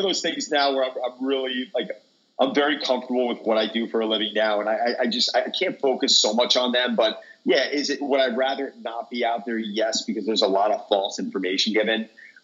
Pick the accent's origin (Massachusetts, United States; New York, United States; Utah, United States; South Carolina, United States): New York, United States; Long Island; I was born and raised in Long Island and moved into the city for about 13 years, got married with two kids, moved back to the island